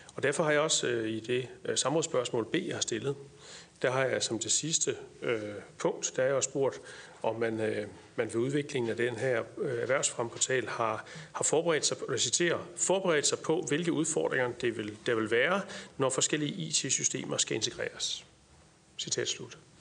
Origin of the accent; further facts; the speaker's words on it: Jutland, Denmark; nu er jeg jyde, så siger jeg træls